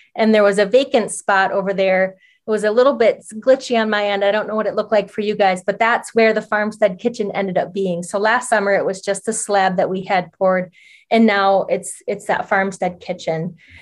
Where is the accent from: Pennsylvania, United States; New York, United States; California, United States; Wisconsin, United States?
Wisconsin, United States; Oneida Reservation; I'm Oneida, and I grew up near Duck Creek that runs through the Oneida Reservation